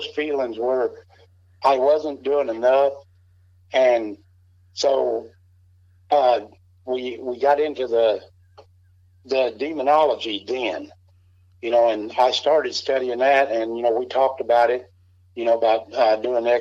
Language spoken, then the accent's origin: English; Missouri, United States; also born or lived in Kentucky; I'm actually from Kentucky, but I grew up most of my life here in Missouri